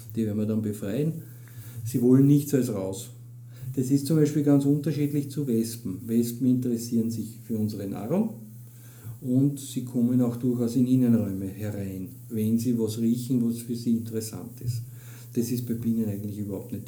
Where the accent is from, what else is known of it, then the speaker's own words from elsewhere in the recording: Austria; bei uns in Österreich